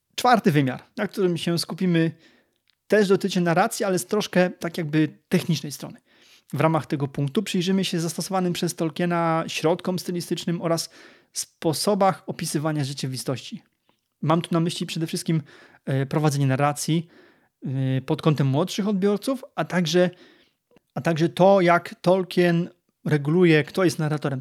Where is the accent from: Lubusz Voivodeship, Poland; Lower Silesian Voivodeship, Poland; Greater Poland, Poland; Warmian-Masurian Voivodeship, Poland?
Lower Silesian Voivodeship, Poland; jestem ślązakiem, ale z Dolnego Śląska